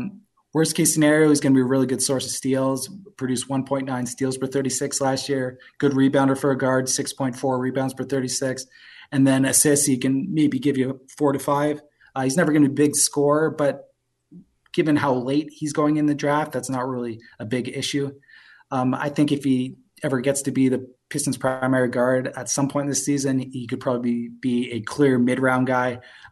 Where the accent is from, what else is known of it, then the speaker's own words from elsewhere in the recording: Toronto, Ontario, Canada; moved away; also born or lived in New York; I'm originally from Toronto. I lived in New York, just moved back to Toronto from because of COVID.